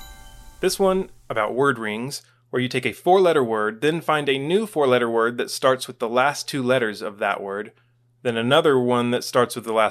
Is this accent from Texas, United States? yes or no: yes; Texas, United States; As a Texan